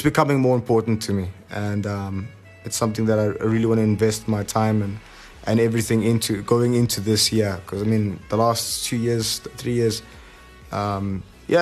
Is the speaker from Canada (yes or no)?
no; Tedderfield, Gauteng, South Africa; also born or lived in Germiston; I grew up in a place called Tedderfield. Actually, I still live there right now, but I was born originally in Germiston